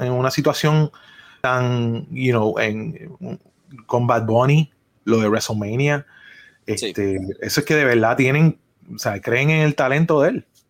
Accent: Puerto Rico; como puertorriqueño

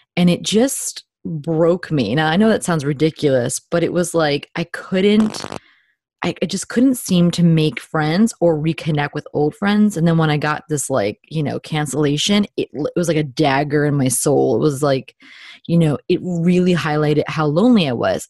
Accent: New Jersey, United States; I am a Jersey girl through and through, born and bred in New Jersey.

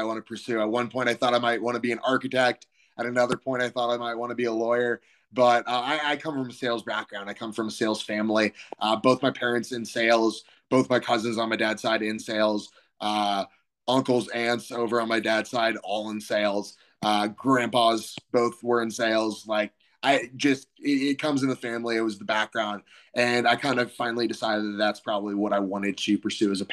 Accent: Kansas City, Missouri, United States; moved away as an adult; also born or lived in Ohio; growing up in Kansas City

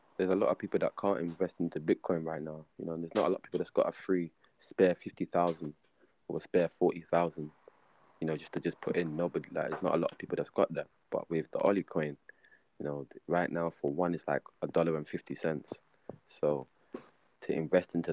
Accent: London, United Kingdom; I'm from Harlesden, Northwest London, Church Road. so you must understand what sort of community I come from

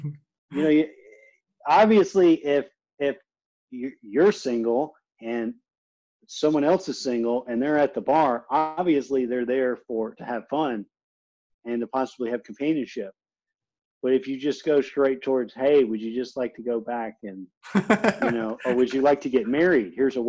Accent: Gulf Coast, United States; See, I'm from the Gulf Coast. We went through Hurricane Harvey.

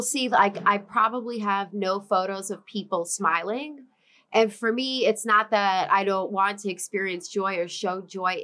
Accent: New York City, New York, United States; I'm born and raised in Sheepshead Bay in Brooklyn, New York.

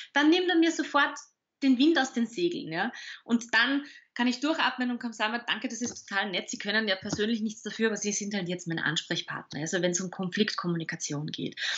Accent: Salzburg, Austria; now in Vienna, Austria; ich bin ja Salzburgerin, also ich bin quasi Gast in Wien selbst seit 15 Jahren

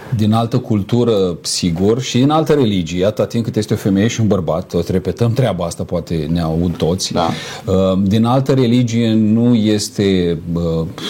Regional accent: Romania; noi suntem români

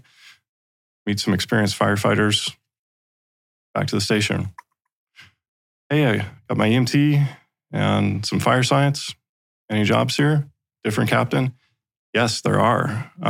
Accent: Fort Worth, Texas, United States; when I was pretty little, growing up in Fort Worth, Texas

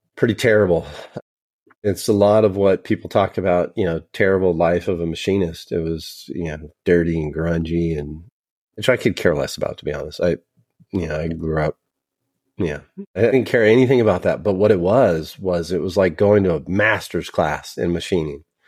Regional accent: a suburb of Sacramento, Northern California, United States; I'm from Northern California, a, a suburb of Sacramento.

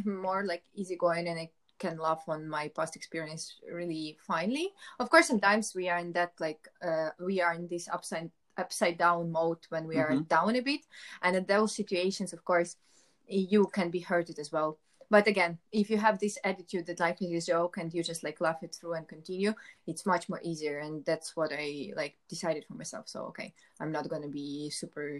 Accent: Ukraine; I'm from Ukraine.

